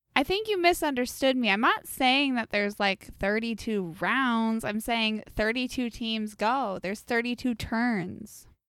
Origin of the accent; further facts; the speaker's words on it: Indianapolis, Indiana, United States; I grew up in Indianapolis